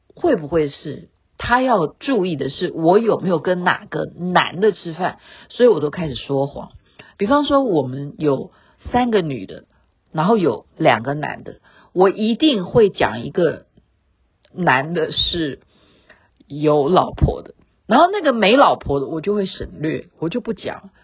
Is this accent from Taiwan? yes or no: yes; Taiwan; 我们台湾人